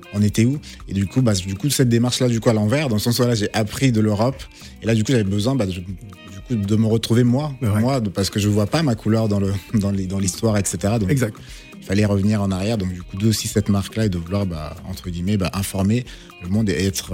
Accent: Kinshasa, DR Congo; moved away; Je, suis né, je suis né au Congo

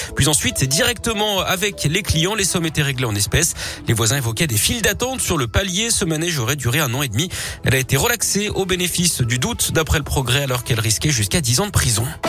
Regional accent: Auvergne-Rhône-Alpes, France; Chez nous en Auvergne-Rhône-Alpes

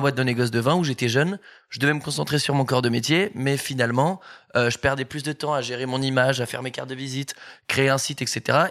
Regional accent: Bordeaux, Nouvelle-Aquitaine, France; moved away as an adult; now in Paris, France; je suis originaire de, Bordeaux déjà. Je suis arrivé sur Paris il y a deux ans maintenant

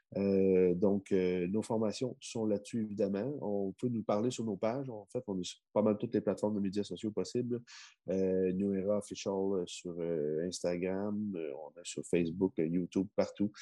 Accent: Quebec, Canada; chez moi au Québec, tu comprends? Euh, dans, dans mes origines

